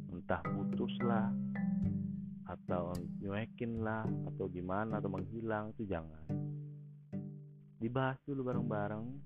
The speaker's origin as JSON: {"language": "Indonesian", "region": "Java", "country": "Indonesia", "said": "negatif negatif ya bukan negatif gue bukan orang Sunda gue orang Jawa negatif pakai"}